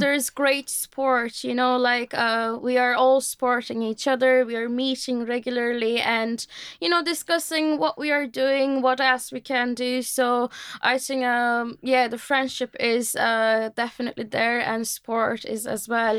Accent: Turkey; moved away as an adult; now in Ireland; I am, uh, from Turkey originally, um, and, um, I've been living in Ireland almost for, uh, four years

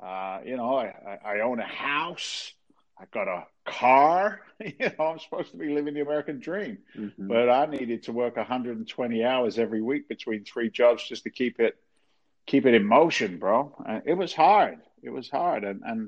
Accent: England, United Kingdom; moved away as an adult; now in United States; Long story short, I'm an immigrant to the States. I came over from England back in 1986.

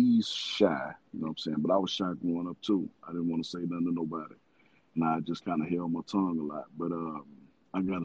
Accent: Little Rock, Arkansas, United States; I'm from Little Rock, Arkansas, man. You know, we had that rep coming up as Banging in the Rock

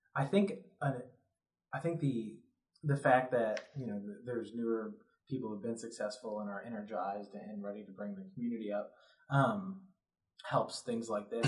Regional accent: Rochester, New York, United States; now in Lexington, United States; upstate New York, I'm from Rochester.

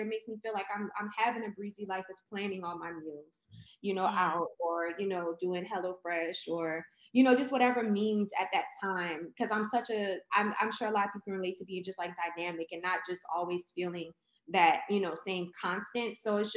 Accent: New Orleans, Louisiana, United States; moved away as an adult; now in Houston, United States; I'm originally from New Orleans, born and raised

